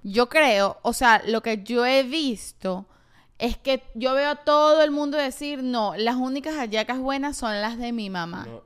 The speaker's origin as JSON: {"language": "Spanish", "country": "Venezuela", "moved": "yes", "said": "yo soy una venezolana"}